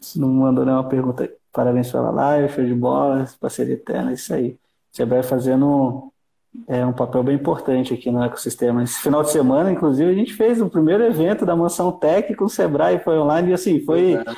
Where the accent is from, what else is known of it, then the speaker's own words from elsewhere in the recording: Brazil; aqui no Brasil